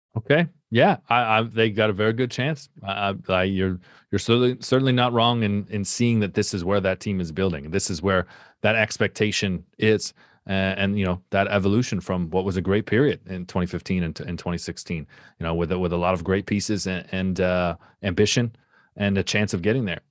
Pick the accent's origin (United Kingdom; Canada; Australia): Canada